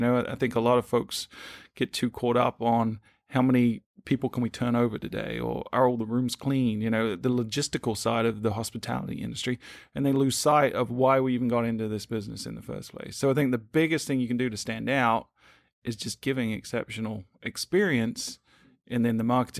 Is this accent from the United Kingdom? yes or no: yes; United Kingdom; moved away as an adult; now in United States; So my accent's a little wonky. I'm originally from the UK, but I knew I wanted to move to the US at some point, thinking it was space science.